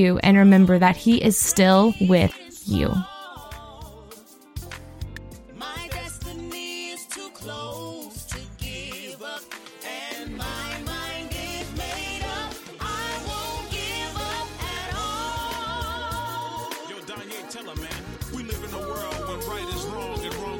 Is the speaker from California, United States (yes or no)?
no; Missouri, United States; moved away; I will be in Missouri, my home state